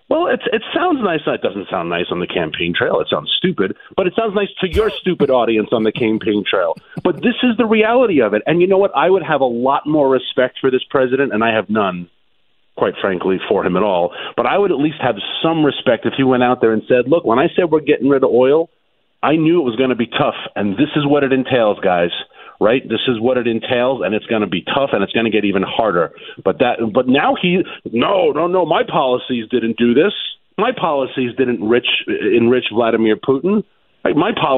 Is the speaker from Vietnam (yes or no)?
yes; Vietnam; born there; and I was born in Vietnam